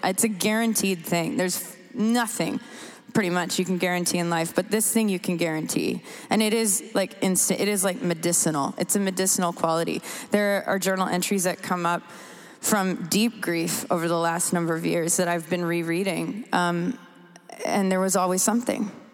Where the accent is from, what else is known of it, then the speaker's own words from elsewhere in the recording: Canada; moved away; also born or lived in United States / England; I'm from Canada originally